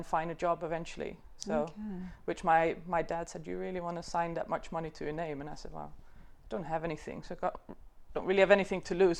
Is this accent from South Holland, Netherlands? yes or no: yes; South Holland, Netherlands; In the Netherlands, in a small village just outside Rotterdam.